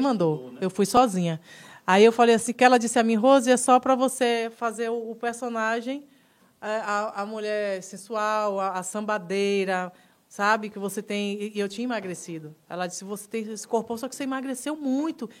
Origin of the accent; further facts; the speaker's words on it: Salvador, Bahia, Brazil; Eu sou da Liberdade, linha 8